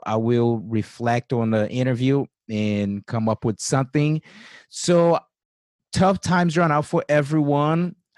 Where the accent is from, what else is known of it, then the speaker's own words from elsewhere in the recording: Brazil; now in United States; I came from Brazil